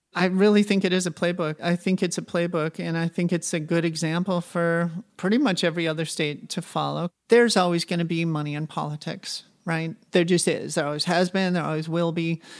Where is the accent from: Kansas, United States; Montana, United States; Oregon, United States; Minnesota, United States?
Montana, United States; my home state, Montana